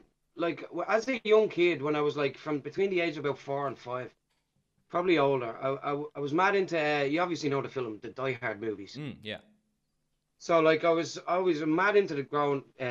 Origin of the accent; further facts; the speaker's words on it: Dublin, Leinster, Ireland; growing up in Ballymun